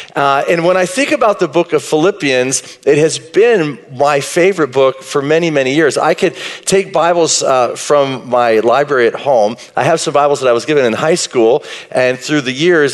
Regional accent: Marshall, Texas, United States; I grew up in East Texas, Marshall, Texas, a little town south of Texarkana

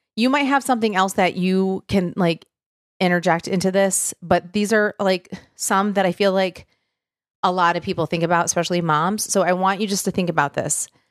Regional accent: Michigan, United States; moved away as an adult; now in Tennessee, United States; I'm from Michigan originally

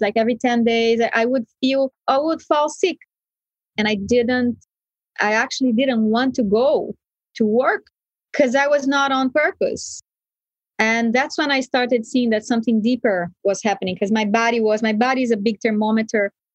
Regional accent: Brazil; where I was brought up in Brazil

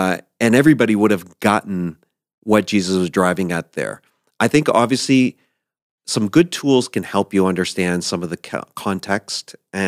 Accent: East Coast, United States; And I grew up on the East Coast in the ocean.

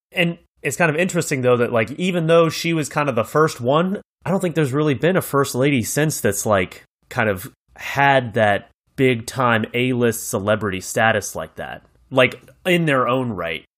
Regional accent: United States; as an American

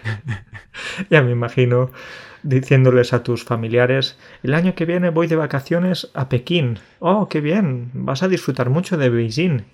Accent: Andalusia, Spain; yo en Andalucía

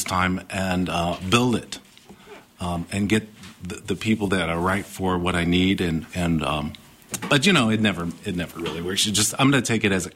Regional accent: Chicago, Illinois, United States; also born or lived in Virginia / Tennessee; we moved to Chicago from Virginia, Tennessee, and I grew up in Chicago after 6 years old

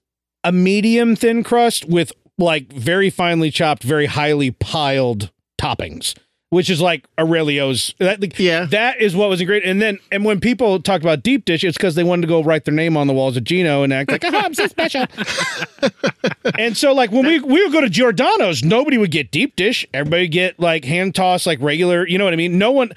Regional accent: Chicago, Illinois, United States; But I was raised in Chicago for my formative years, my wonder years.

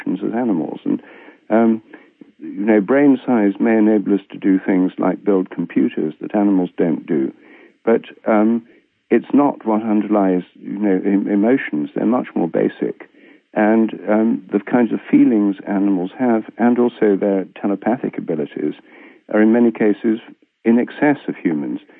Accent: Newark, East Midlands, United Kingdom; my hometown, Newark, Nottinghamshire, in England

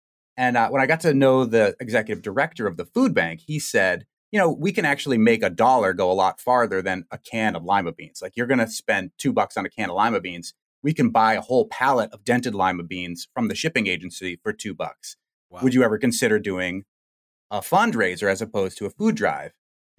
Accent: Massachusetts, United States; accent: Boston; Well, I grew up in the Boston area. My dad is from Rosendale and my mom is from Dedham. So I grew up with the same accent as you.

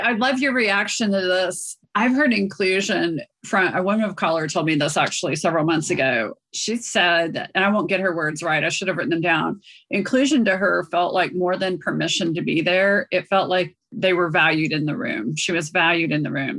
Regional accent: South India, India; moved away; I grew up in Southern India

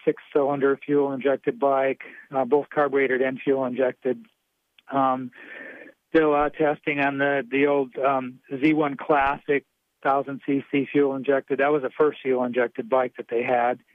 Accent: Wisconsin, United States; I grew up in Wisconsin.

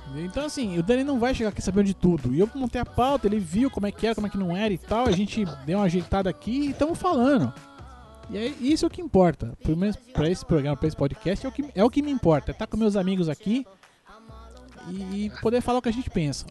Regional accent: Brazil; Eu sou brasileiro

